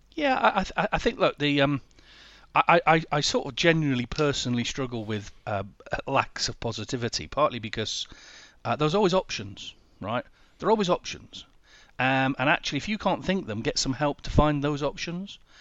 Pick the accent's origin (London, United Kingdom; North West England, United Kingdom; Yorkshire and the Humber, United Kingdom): Yorkshire and the Humber, United Kingdom; Sheffield; moved away; I'm originally from Sheffield